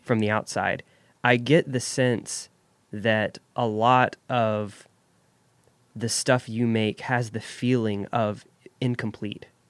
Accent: Jackson, United States; I grew up here in Jackson

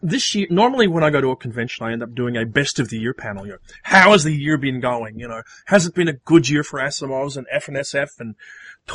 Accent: Australia; as an Australian

